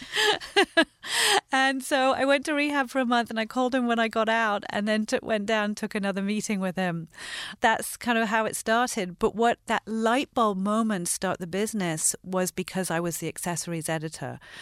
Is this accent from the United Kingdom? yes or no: yes; London, United Kingdom; also born or lived in Los Angeles, United States; I grew up half in London and half here. So I actually lived in L A between seventy-six and eighty-three.